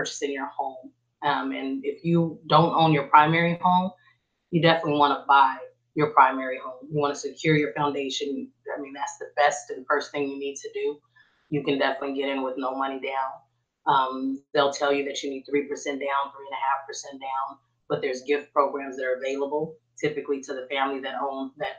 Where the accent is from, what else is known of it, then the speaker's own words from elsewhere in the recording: Oakland, California, United States; moved away as an adult; now in Texas, United States; I'm actually born and raised in East Oakland.